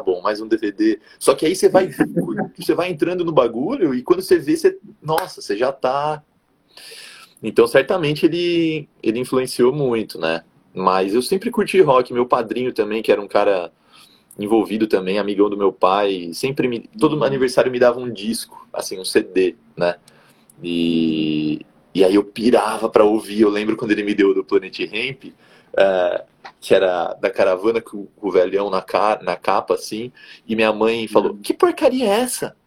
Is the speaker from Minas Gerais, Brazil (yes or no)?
no; Jundiaí, São Paulo, Brazil; also born or lived in Rio Claro; Eu sou aqui de Jundiaí, interior de São Paulo